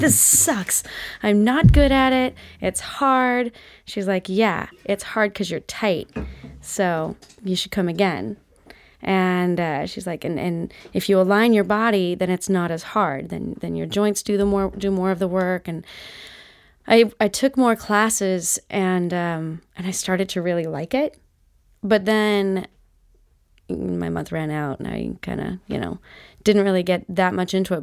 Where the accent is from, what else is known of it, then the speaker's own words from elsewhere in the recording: Utah, United States; moved away as an adult; also born or lived in Seattle / New York; I'm from Utah, and then I moved to Seattle